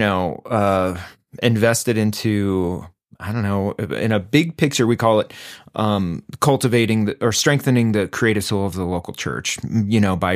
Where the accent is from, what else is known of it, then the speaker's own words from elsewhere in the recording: Greeley, Colorado, United States; University of Northern Colorado, my hometown in Greeley